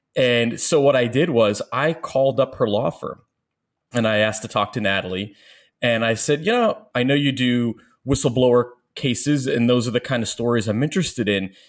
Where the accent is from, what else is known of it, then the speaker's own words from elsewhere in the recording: Long Island, New York, United States; moved away; also born or lived in Florida / Missouri / Bronx; I grew up in Long Island